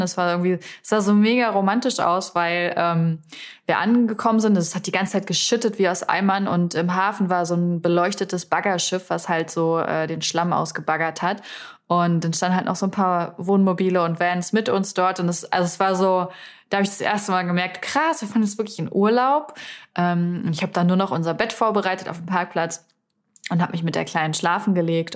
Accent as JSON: {"language": "German", "town": "Salzwedel", "region": "Saxony-Anhalt", "country": "Germany", "tie": "born or raised there", "moved": "yes", "said": "Salzwedel, also meine Heimatstadt"}